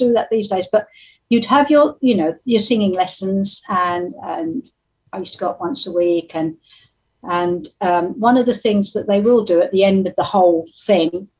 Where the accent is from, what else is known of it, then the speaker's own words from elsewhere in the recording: Chelmsford, East of England, United Kingdom; I come from Chelmsford in Essex